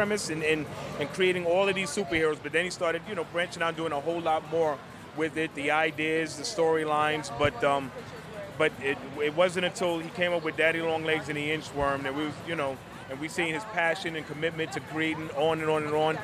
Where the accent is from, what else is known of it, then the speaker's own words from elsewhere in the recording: New York City, New York, United States; I grew up in the Bronx